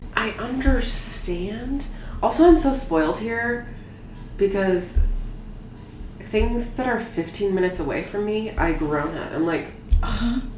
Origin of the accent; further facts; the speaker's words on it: Washington, District of Columbia, United States; also born or lived in Montgomery County, Maryland; a gentrified uh, area of Washington D.C. that wasn't that way when I was a baby. But also, I like went to school in Maryland